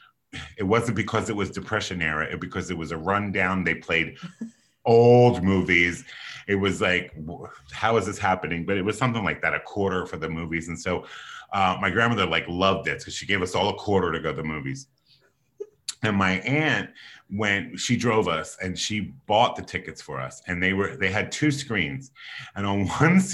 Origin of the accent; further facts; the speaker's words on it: Philadelphia, Pennsylvania, United States; I was born and raised on the East Coast in Philadelphia, Pennsylvania